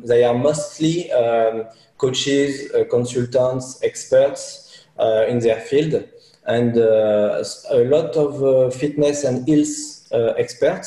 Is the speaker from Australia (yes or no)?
no; France